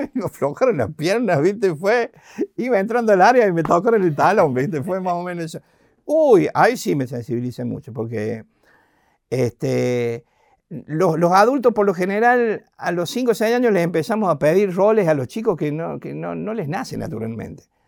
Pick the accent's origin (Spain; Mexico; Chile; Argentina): Argentina; Encima del interior, con mucha raíz